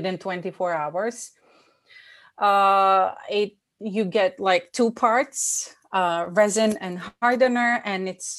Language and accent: English; Bosnia & Herzegovina; moved away; I was born in Bosnia. We experienced war, so that influenced my childhood